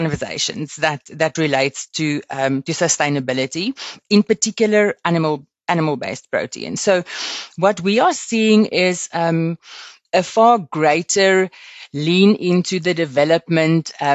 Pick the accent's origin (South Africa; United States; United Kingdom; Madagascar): South Africa; Limpopo; I grew up in Limpopo and on a farm